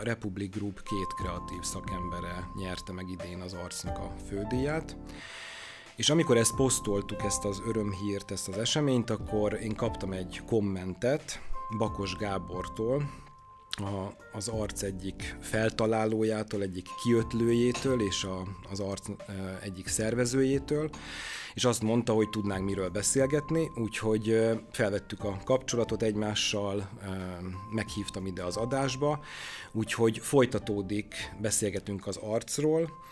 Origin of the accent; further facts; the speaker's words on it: Debrecen, Hajdú-Bihar, Hungary; én Debreceni vagyok